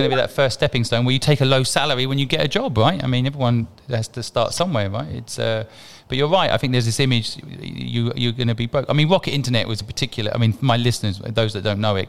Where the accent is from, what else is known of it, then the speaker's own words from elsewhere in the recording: England, United Kingdom; I'm from England